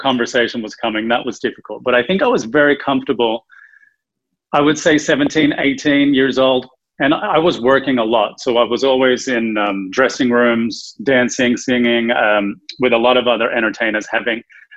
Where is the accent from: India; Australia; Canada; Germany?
Australia; moved away as an adult; now in Los Angeles, United States; I'm originally from Australia